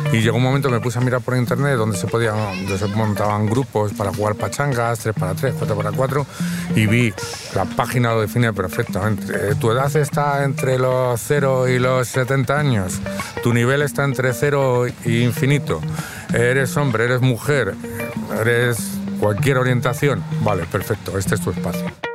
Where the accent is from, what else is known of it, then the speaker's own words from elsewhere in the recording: Madrid, Community of Madrid, Spain; soy de Madrid, tengo 54 años